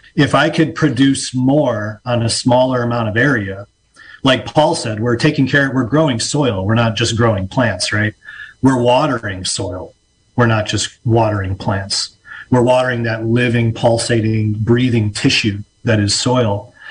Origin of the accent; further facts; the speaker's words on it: Illinois, United States; moved away as an adult; now in Mendocino County, United States; I am from Illinois originally and uh, made my way out west like so many other people